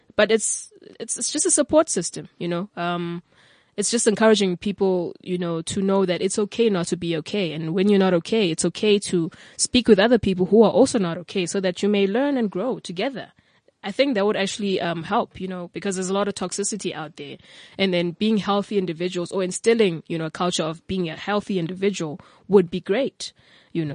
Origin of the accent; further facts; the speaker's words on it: King William's Town, Eastern Cape, South Africa; moved away as an adult; now in Cape Town, South Africa; originally I'm from King Williamstown in the Eastern Cape